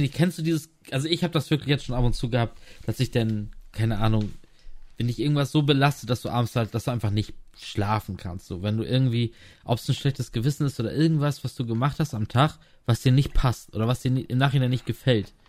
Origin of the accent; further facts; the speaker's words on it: Lower Saxony, Germany; moved away as an adult; also born or lived in Rostock / Graal-Müritz; ich bin auch in Niedersachsen aufgewachsen